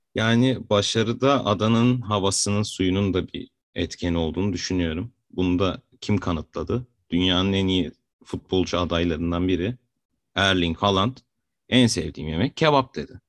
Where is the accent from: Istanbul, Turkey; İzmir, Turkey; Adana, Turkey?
Adana, Turkey; born or raised there